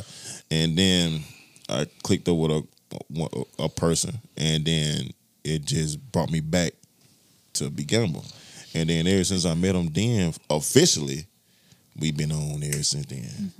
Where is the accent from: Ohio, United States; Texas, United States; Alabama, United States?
Alabama, United States; Montgomery; moved away; also born or lived in Tallahassee, Florida; I came from Alabama, Montgomery, Alabama.